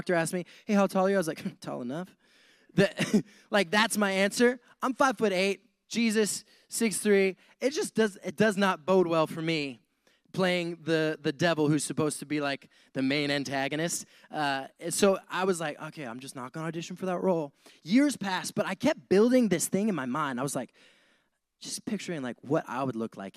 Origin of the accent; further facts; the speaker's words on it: Montana, United States; moved away as an adult; also born or lived in Wyoming; now in San Diego, United States; I grew up in Montana.